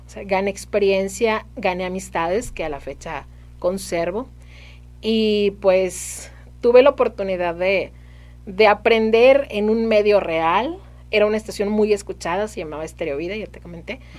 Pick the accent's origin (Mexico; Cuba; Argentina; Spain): Mexico; Saltillo, Coahuila; Soy de aquí de Saltillo